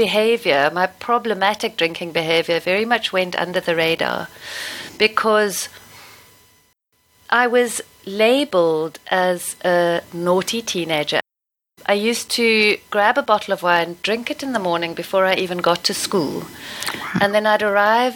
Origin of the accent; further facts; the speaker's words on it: Stellenbosch, Western Cape, South Africa; Growing up in Stellenbosch, surrounded by winelands